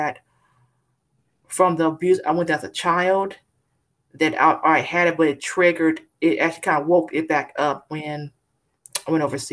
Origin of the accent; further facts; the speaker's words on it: California, United States; now in Texas, United States; I'm originally from California, but currently live in Texas